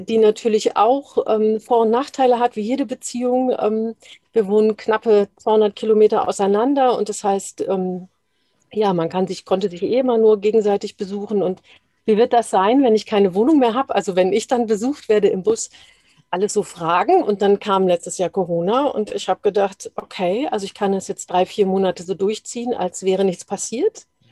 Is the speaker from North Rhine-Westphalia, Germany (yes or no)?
yes; Dortmund, North Rhine-Westphalia, Germany; moved away; also born or lived in Hesse; ich bin im Ruhrgebiet aufgewachsen